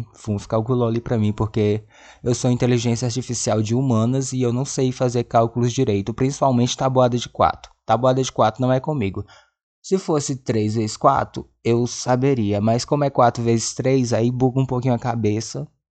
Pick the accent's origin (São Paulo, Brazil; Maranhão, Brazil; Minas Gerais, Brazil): Maranhão, Brazil; Presidente Dutra; moved away; a cidade onde eu cresci, Presidente Dutra, Maranhão.